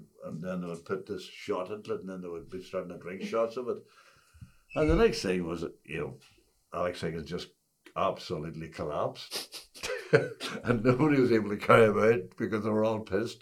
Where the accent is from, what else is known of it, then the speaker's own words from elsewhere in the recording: Tyrone, Northern Ireland, United Kingdom; growing up on a farm, growing up in Tyrone